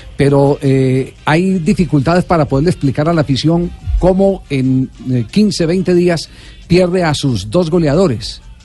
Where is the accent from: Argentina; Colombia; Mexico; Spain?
Colombia